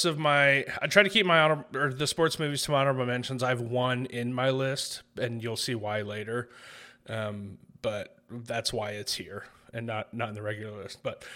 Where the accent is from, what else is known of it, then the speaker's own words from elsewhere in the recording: South Bend, Indiana, United States; born there; We're from South Bend, Indiana. My whole family was raised there. I was born there. I was the only one not raised there.